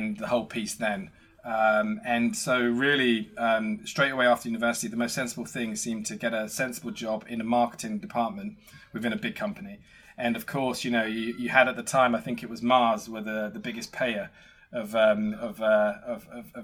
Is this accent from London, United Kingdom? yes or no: no; Essex, East of England, United Kingdom; I grew up in Essex